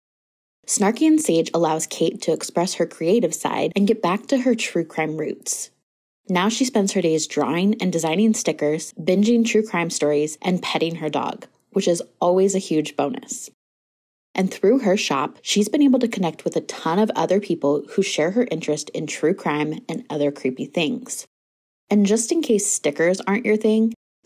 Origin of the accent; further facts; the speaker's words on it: Pacific Northwest, United States; my hometown, the Pacific Northwest